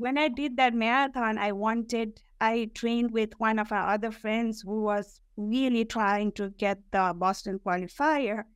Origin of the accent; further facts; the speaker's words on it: Kathmandu, Bagmati, Nepal; moved away as an adult; now in New York, United States; I was born and raised in Kathmandu